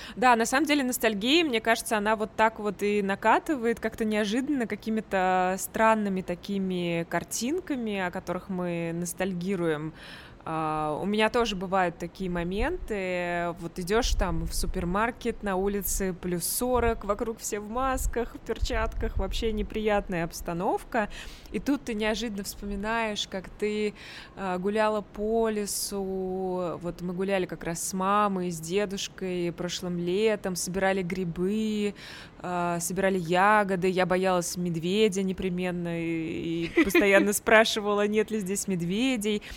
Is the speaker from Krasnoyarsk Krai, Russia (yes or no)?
no; Tver, Tver Oblast, Russia; moved away as an adult; also born or lived in Moscow; now in Dubai, United Arab Emirates; Я из Твери